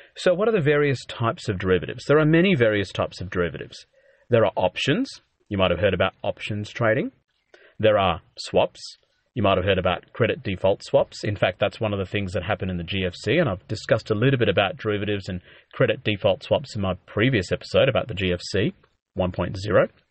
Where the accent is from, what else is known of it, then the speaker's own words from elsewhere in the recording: Adelaide, South Australia, Australia; moved away as an adult; now in Melbourne, Australia; I grew up in Adelaide, But I moved to Melbourne, um, after medical school